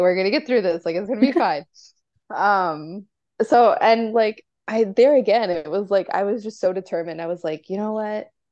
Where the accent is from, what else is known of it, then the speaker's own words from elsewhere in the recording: Chicago, Illinois, United States; I'm from Chicago